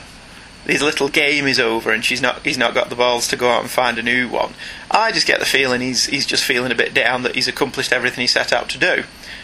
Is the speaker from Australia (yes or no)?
no; United Kingdom; I'm actually British and can't do a Cockney accent.